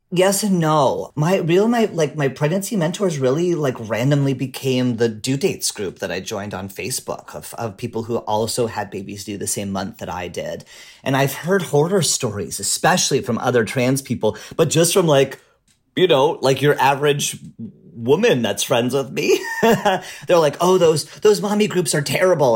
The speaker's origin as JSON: {"language": "English", "country": "Canada", "moved": "yes", "lives_now": "Portland, United States", "said": "I'm a Canadian immigrant to the U.S."}